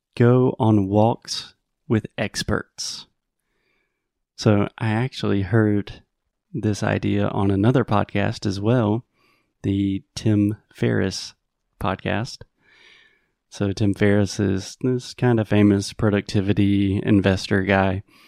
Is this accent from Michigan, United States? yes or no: no; Spartanburg, South Carolina, United States; moved away; in my hometown of Spartanburg